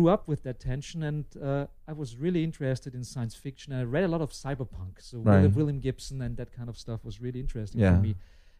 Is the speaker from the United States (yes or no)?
no; Lower Austria, Austria; also born or lived in Vienna; a little bit outside of Vienna. I grew up in Lower Austria, but I was born in Vienna